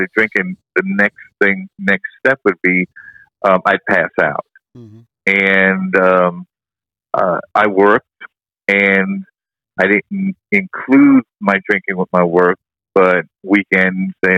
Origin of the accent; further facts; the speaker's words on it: New York City, New York, United States; moved away as an adult; now in Deltona, United States; I was raised in the Bronx in New York City